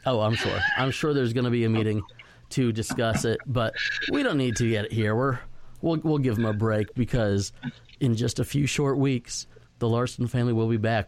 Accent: Florida, United States; moved away; also born or lived in Dallas Fort Worth, Texas; going to school in, in Dallas Fort Worth and growing up in Florida

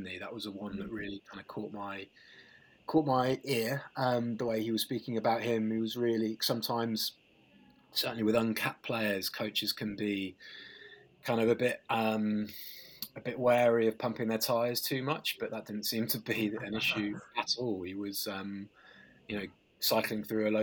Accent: Leicester, East Midlands, United Kingdom; I grew up in Leicester

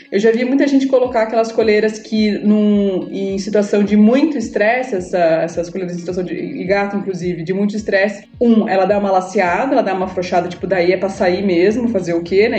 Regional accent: Sorocaba, São Paulo, Brazil; eu sou de Sorocaba

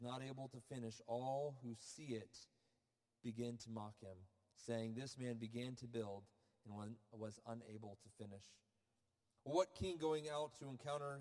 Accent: Florida, United States; I'm from Florida

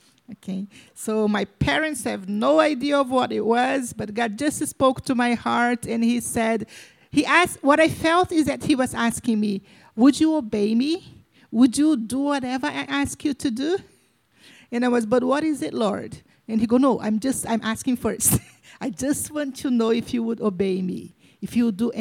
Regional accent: Brazil; I'm from Brazil

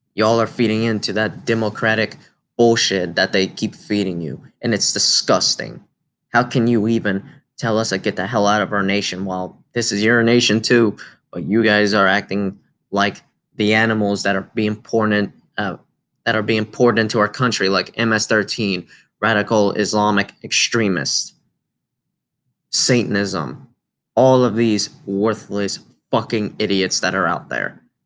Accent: United States; As an American

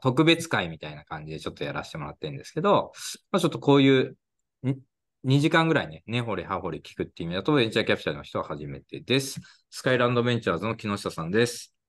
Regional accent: Odawara, Kanagawa, Japan; 僕も実は神奈川県出身なんですけど

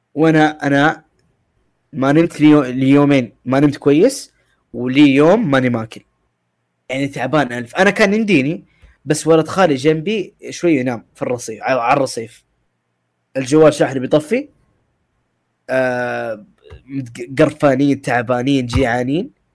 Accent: Mecca, Makkah Province, Saudi Arabia; انا من شرق مكه

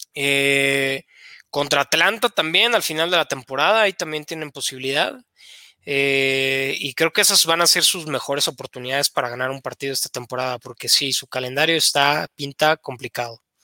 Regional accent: Querétaro, Mexico; moved away as an adult; also born or lived in Estado de México; yo soy de Querétaro, jugué en infantiles, en los Gatos Salvajes de la Universidad Autónoma de Querétaro

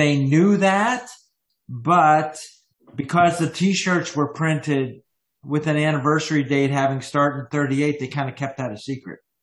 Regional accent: United States; also born or lived in Canada; I am American and Canadian

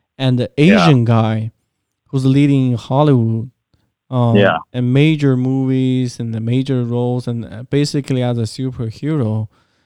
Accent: China; moved away; growing up in China

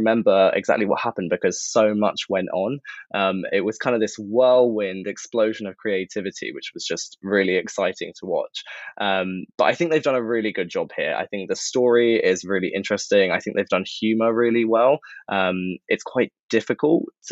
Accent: London, United Kingdom; I'm from London, was born here, based here

